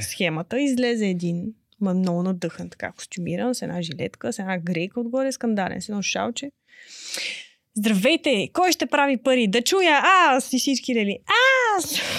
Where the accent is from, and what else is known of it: Pleven, Pleven Province, Bulgaria; now in Sofia, Bulgaria